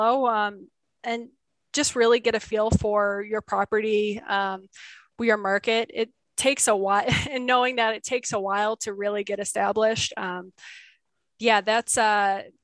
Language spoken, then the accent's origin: English; Buffalo, New York, United States; now in Kingman, United States; I grew up in Buffalo, New York, where completely green, beautiful